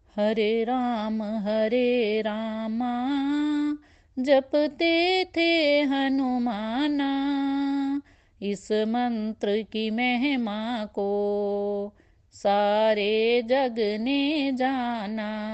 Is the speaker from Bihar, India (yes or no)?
no; Sujanpur, Punjab, India; now in Delhi, India; मैं basically Sujanpur district Pathankot की रहने वाली हूँ और अब मैं अपनी फैमिली के साथ दिल्ली में रह रही हूँ